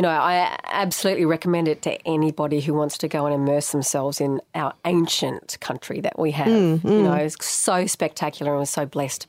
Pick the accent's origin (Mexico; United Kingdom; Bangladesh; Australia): Australia; Geraldton, Western Australia; moved away; also born or lived in Sydney; I grew up in Geraldton.